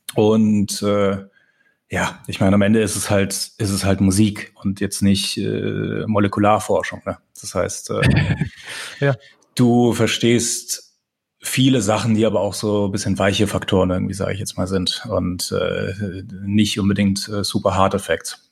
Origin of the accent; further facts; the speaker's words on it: Pforzheim, Baden-Württemberg, Germany; ich bin aufgewachsen in Pforzheim